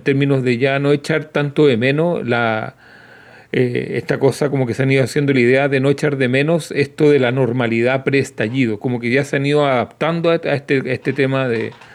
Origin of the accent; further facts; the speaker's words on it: Santiago, Santiago Metropolitan Region, Chile; nosotros crecimos con lluvia, crecimos con nieve acá en Santiago en invierno